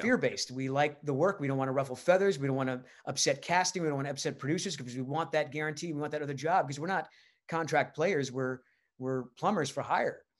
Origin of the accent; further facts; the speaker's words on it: Rhode Island, United States; moved away; I'm from Rhode Island